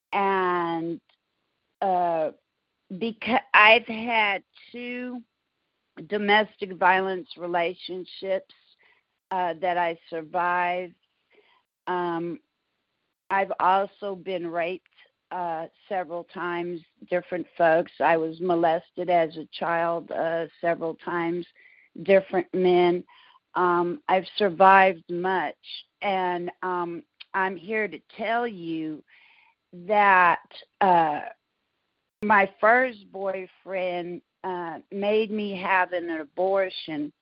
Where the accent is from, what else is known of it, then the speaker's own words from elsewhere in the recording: San Francisco, California, United States; moved away as an adult; now in Houston, United States; I was born and raised in San Francisco, California. I moved to Houston, Texas, close to 20 years ago